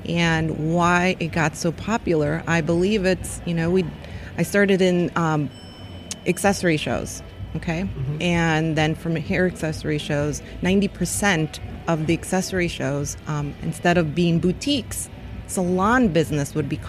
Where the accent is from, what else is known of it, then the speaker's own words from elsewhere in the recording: Chicago, Illinois, United States; I'm from Chicago.